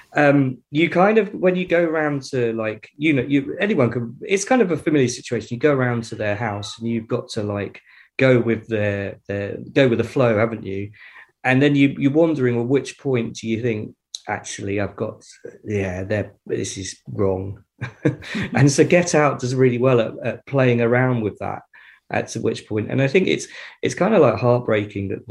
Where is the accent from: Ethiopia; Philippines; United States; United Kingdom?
United Kingdom; I'm a British guy